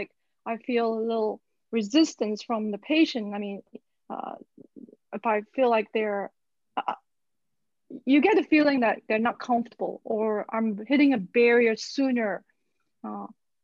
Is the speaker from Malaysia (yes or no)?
yes; Malaysia; Growing up in Malaysia, most of my therapy, so to speak, was actually from traditional Chinese medicine.